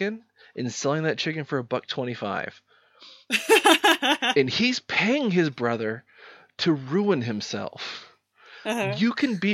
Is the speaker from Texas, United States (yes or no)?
yes; Texas, United States; I'm not actually from the South. I'm from Texas, which is a completely different genre